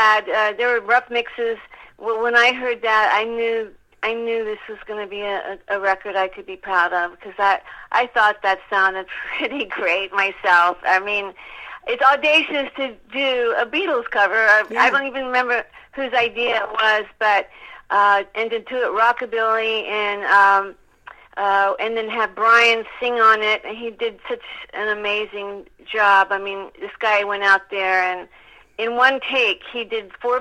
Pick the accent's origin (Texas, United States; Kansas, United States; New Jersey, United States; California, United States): Texas, United States; Dallas; Well, you know, I'm from Texas.